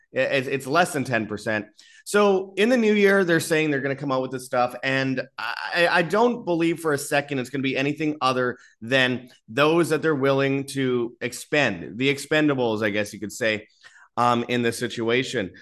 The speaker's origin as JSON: {"language": "English", "town": "Winnipeg", "region": "Manitoba", "country": "Canada", "said": "I'm from Winnipeg, Canada"}